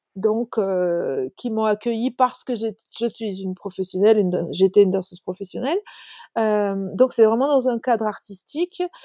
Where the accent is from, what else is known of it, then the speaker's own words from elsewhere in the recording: Lot, Occitania, France; also born or lived in Île-de-France; je suis française, d'origine du Lot, en Occitanie. Je vis entre l'Occitanie et l'Île-de-France.